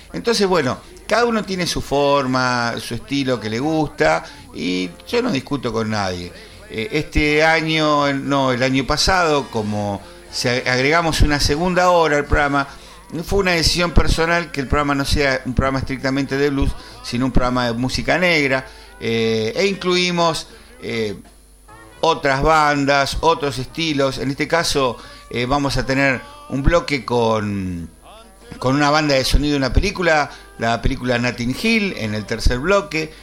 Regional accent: Argentina; como somos argentinos

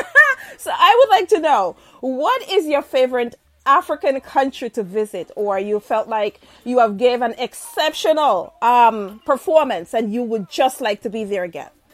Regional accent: Jamaica; I'm Jamaican.

